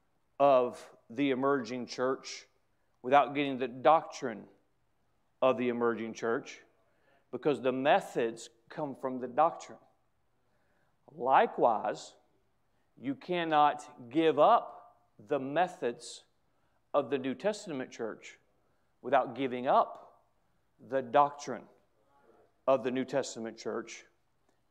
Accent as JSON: {"language": "English", "country": "United States", "said": "I'm an American"}